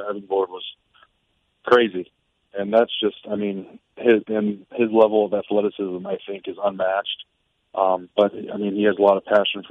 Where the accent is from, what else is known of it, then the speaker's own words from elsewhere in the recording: Midwest, United States; I grew up in the Midwest